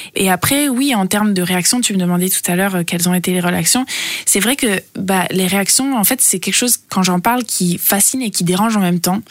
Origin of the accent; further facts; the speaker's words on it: Italy; also born or lived in New York, United States; now in Berlin, Germany; je suis française et euh, grandie en Italie